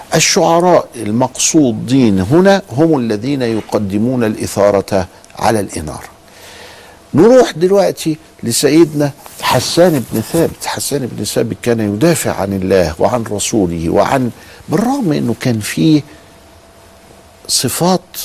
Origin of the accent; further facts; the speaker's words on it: Egypt; إحنا عندنا في مصر